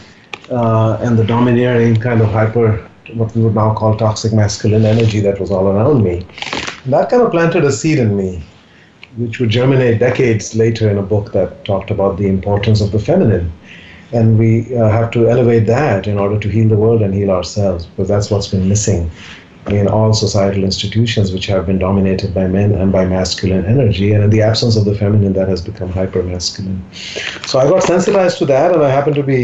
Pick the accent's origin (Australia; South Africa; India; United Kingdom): India; moved away; I was born in India and really lived the first 5 years in a small village with my father's family